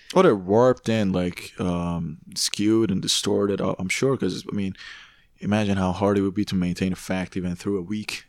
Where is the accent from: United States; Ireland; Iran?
Iran; Tehran, Tehran Province; now in Canada; I grew up in Tehran